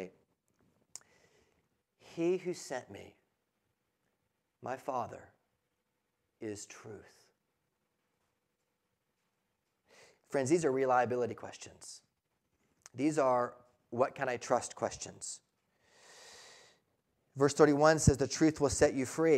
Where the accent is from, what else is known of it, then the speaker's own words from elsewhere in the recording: United States; we are American